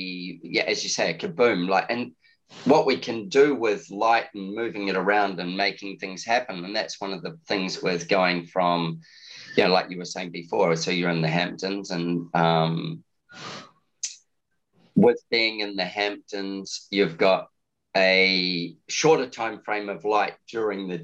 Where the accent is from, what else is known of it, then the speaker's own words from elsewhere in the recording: New Zealand; now in Australia; When you live in a continent like Australia, even though I'm a Kiwi